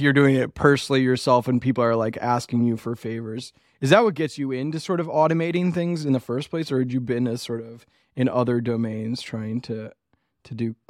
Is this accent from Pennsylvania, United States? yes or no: no; Macon, Georgia, United States; I grew up in Macon, Georgia